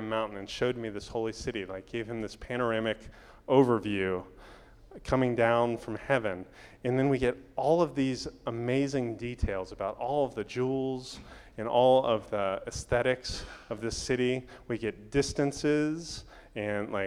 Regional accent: Daytona Beach, Florida, United States; I grew up in Daytona Beach, Florida

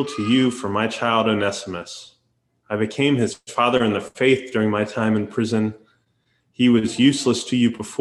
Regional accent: Daytona Beach, Florida, United States; moved away as an adult; Daytona is actually my hometown, where I was born and raised and where I lived until I went to college.

